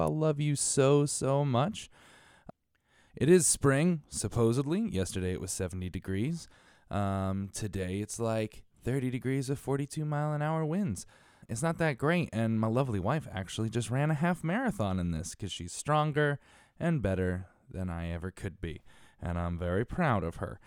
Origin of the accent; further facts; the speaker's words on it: Connecticut, United States; also born or lived in Bridgeport, Connecticut / Stratford, Connecticut; I was born and raised in Connecticut